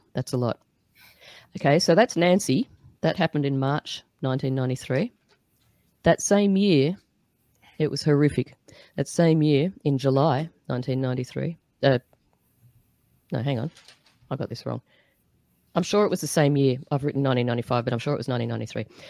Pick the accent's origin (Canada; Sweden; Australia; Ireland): Australia; I'm Australian